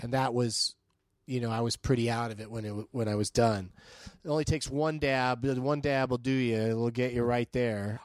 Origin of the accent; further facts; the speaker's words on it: San Diego, California, United States; I grew up in San Diego